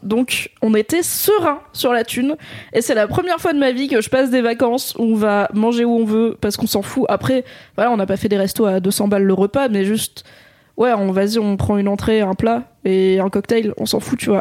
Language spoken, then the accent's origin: French; Drôme, Auvergne-Rhône-Alpes, France; dans la Drôme là où j'ai grandi